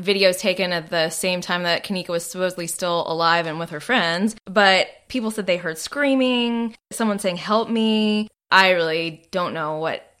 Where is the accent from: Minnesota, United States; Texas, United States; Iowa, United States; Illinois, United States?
Texas, United States; Arlington; moved away; I grew up in Arlington, Texas